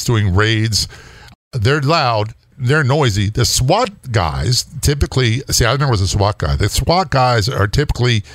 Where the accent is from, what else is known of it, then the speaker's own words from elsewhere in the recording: East Coast, United States; I'm from the East Coast